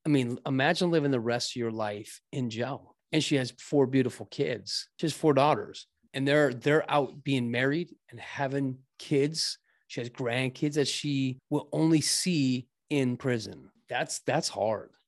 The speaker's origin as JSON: {"language": "English", "town": "Scottsdale", "region": "Arizona", "country": "United States", "tie": "born or raised there", "also_born_or_lived": "Mesa", "said": "I grew up in Scottsdale"}